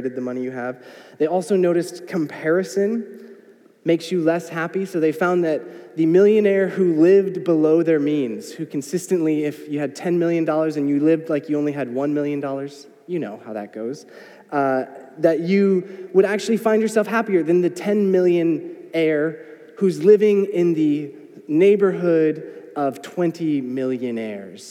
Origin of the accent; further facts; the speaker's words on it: United States; I am an American